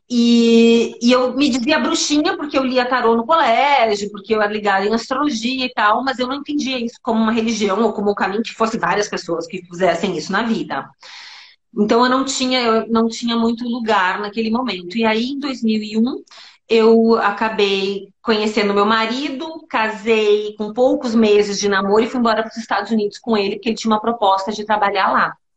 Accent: Santo Ângelo, Rio Grande do Sul, Brazil; eu cresci boa parte da minha infância em Santo Ângelo, que é nas missões jesuíticas no interior do estado, no Pampa Gaúcho

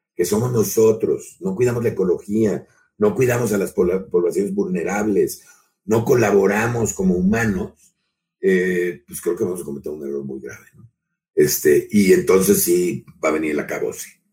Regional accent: Mexico; lo que nos pasa también como mexicanos

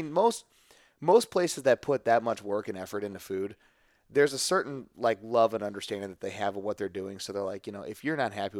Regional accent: St. Louis, Missouri, United States; I think it's just cause I'm from St. Louis.

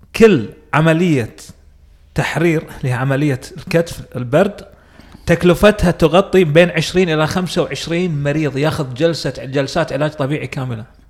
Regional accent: Kuwait; عندنا بالكويت

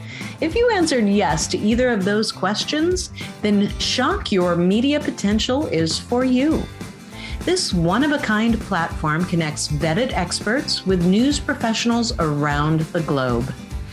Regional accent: Spokane, Washington, United States; We are a global society now, even when I came from Spokane, Washington.

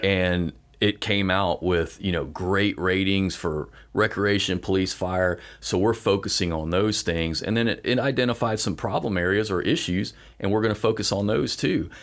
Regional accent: Fort Walton Beach, Florida, United States; I grew up in Fort Walton, born and raised

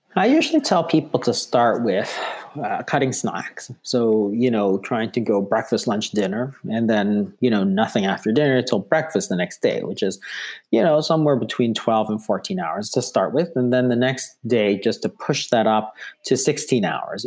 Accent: Toronto, Ontario, Canada; I'm from Toronto

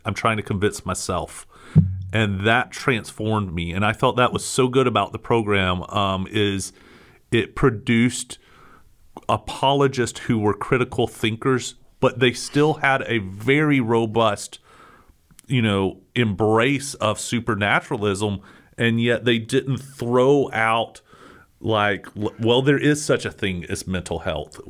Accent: United States; American Christians

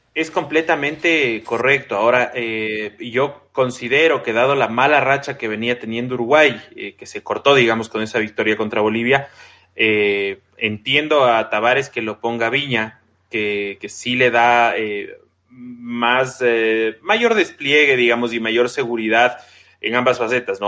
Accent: Ecuador; yo soy ecuatoriano

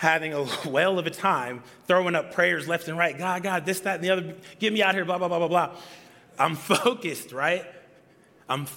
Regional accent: Atlanta, Georgia, United States; moved away; I'm from Atlanta

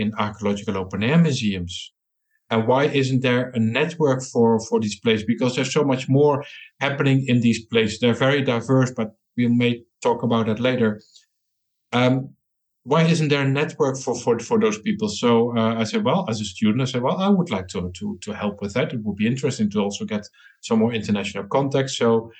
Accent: Eindhoven, North Brabant, Netherlands; I come from Holland, from the Netherlands, a city called Eindhoven

